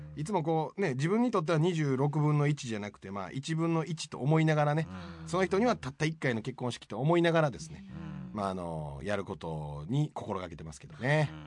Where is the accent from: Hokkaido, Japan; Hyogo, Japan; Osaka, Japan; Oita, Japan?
Hyogo, Japan; also born or lived in Tokyo; now in Mie, Japan; 兵庫県出身で東京です